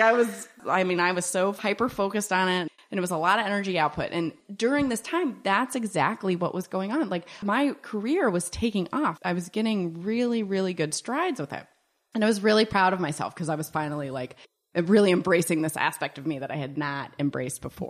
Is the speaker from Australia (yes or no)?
no; Pittsburgh, Pennsylvania, United States; moved away; also born or lived in Virginia / Ohio / Colorado; I grew up in Pittsburgh, so I grew up in Pittsburgh